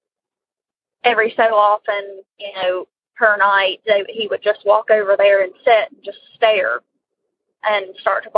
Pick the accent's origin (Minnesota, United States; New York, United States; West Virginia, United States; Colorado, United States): West Virginia, United States; I'm from West Virginia